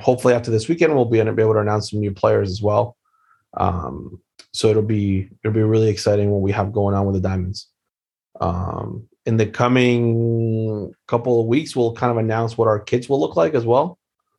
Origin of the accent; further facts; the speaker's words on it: Wilmington, Delaware, United States; born there; I was born in Wilmington, actually.